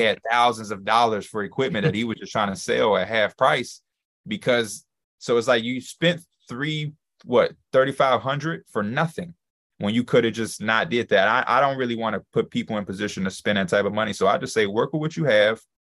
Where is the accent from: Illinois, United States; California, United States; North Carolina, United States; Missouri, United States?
Illinois, United States; Chicago; I'm from Chicago, born and raised